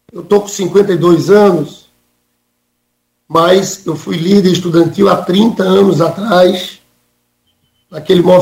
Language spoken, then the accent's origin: Portuguese; Northeast Region, Brazil; Eu sou nordestino também.